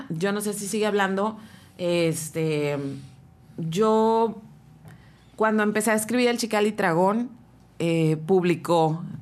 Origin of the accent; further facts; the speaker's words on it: Rosarito, Baja California, Mexico; Le dije, y también quiero que sepas que vengo de Rosarito.